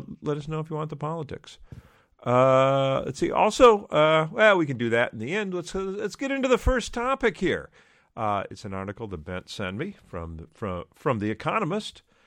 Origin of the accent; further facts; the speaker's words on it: around Detroit, Michigan, United States; the area where I grew up around Detroit